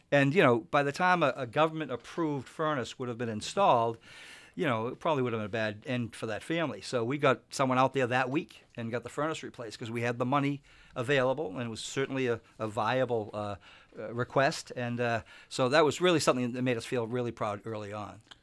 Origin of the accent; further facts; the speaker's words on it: Winthrop, Massachusetts, United States; moved away as an adult; now in Stratham, United States; I grew up in Winthrop, Massachusetts, which is just a small, very small town